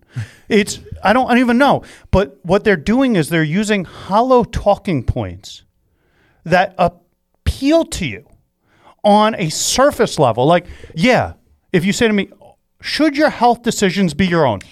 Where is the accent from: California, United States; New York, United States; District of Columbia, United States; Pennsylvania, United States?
New York, United States; I'm a New Yorker